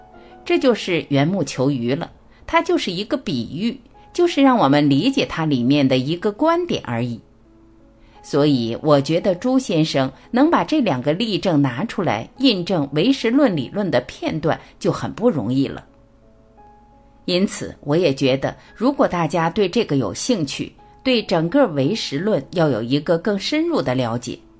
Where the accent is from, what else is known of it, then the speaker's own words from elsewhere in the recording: China; 人家说我们中国人没有理论。